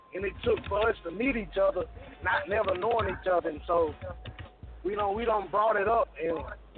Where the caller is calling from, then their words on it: Mobile, Alabama, United States; I'm calling from East Side, B Side, at Mobile, Alabama.